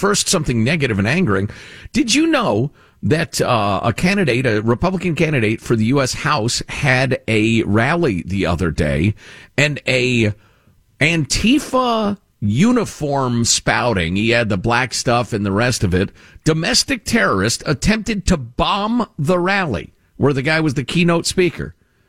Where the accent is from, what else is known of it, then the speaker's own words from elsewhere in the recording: Jamaica; moved away; This is not my country, not my culture. I came from Jamaica and here I have made it. It is now my country.